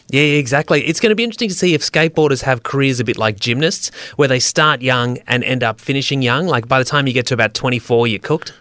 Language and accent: English; Australia